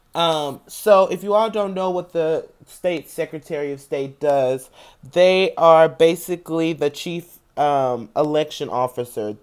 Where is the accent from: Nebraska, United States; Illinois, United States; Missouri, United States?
Missouri, United States; St. Louis; I'm from Saint Louis